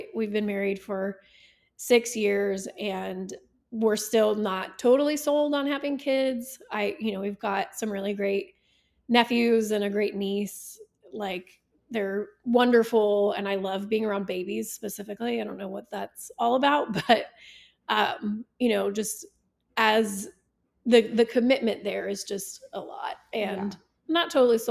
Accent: South Texas, United States; now in Oklahoma, United States; I grew up in South Texas

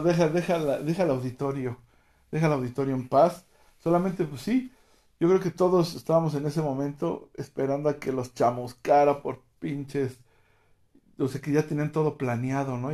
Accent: Mexico; aquí en México

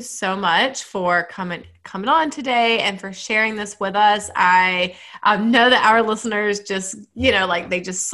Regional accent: Georgia, United States; I'm from Georgia. I say y'all.

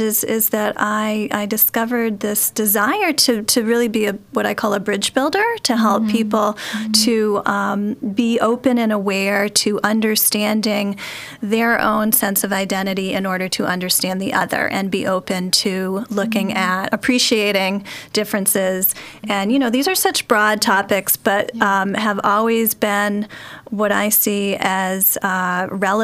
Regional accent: New England, United States; also born or lived in San Francisco Bay Area, United States; now in Chicago, United States; I'm originally not from Chicago. I grew up on the East Coast in New England

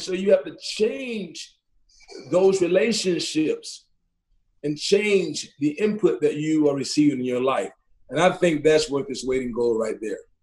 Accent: Athens, Georgia, United States; now in Tucson, United States; growing up in Athens, Georgia, growing up in East Athens

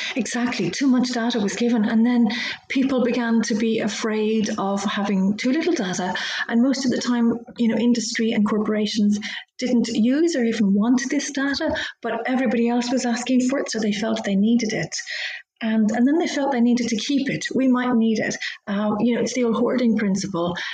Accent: Dublin, Leinster, Ireland; moved away as an adult; also born or lived in London; I moved to Dublin, where I'm from. I'm Irish

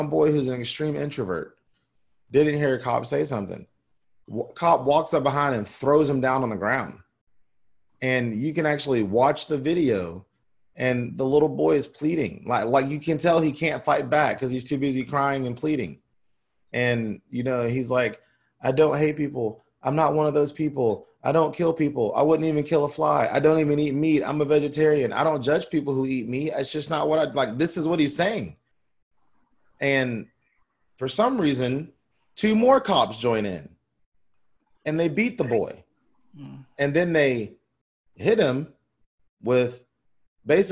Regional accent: the South, United States; I'm from the South.

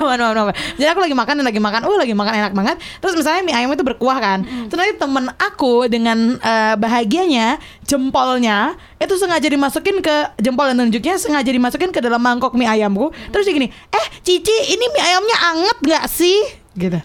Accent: Yogyakarta, Special Region of Yogyakarta, Indonesia; Aku tuh lahir besar di Jogja

